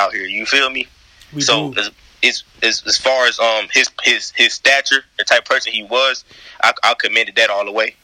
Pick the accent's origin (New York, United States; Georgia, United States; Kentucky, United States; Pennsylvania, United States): Georgia, United States; Atlanta; I'm from the South Side